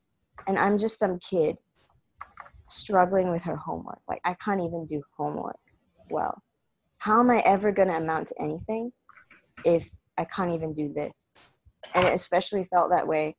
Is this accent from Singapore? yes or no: yes; Singapore; I'm Singaporean